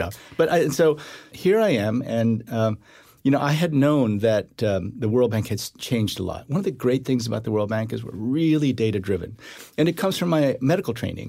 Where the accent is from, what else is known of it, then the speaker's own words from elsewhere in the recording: Iowa, United States; also born or lived in Korea; I grew up in Iowa